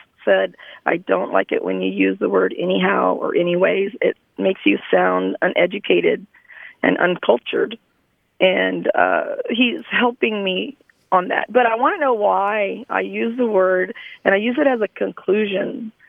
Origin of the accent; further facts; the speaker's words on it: Dallas, Texas, United States; I'm from the Dallas area